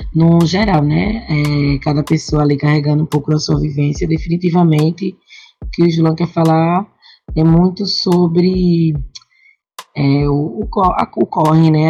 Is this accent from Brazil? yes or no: yes; Jaboatão dos Guararapes, Pernambuco, Brazil; eu falo da quebrada de Cajueiro Seco, Jabotão dos Guararapes